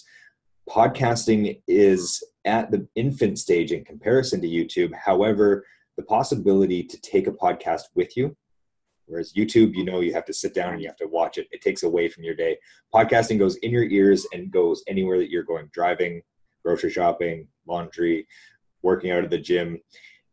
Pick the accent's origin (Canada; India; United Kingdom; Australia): Canada; we're Canadian